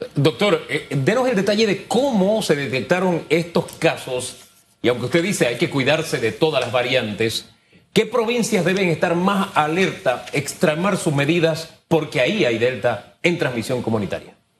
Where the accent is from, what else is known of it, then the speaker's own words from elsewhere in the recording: Panama; como panameños